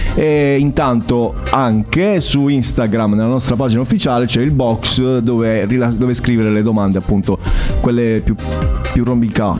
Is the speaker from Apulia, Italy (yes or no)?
yes; Altamura, Apulia, Italy; sono di Altamura